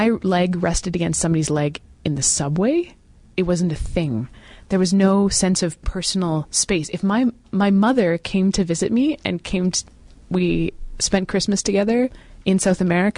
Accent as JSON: {"language": "English", "region": "Western Canada", "country": "Canada", "said": "I'm from Western Canada"}